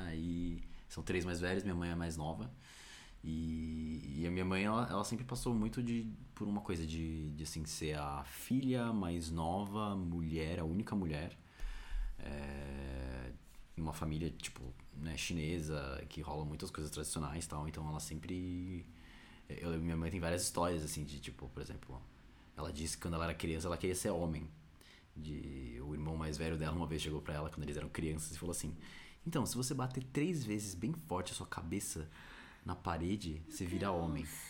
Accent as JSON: {"language": "Portuguese", "region": "São Paulo", "country": "Brazil", "tie": "born or raised there", "said": "eu nasci em São Paulo, SP, Brasil"}